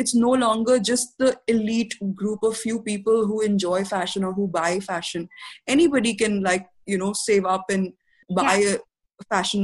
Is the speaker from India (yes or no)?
yes; India; as an Indian society